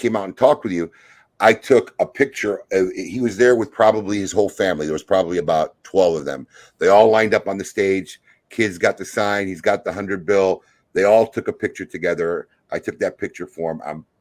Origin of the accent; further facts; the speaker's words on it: Chicago, Illinois, United States; I grew up in Chicago. I grew up watching Michael play on the court